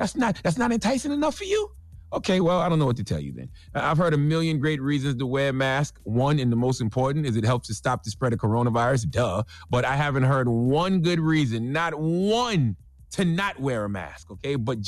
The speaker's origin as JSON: {"language": "English", "country": "United States", "said": "I'm not appalled by Shauna and Betty. I'm not disgusted by Shauna and Betty. I'm just American."}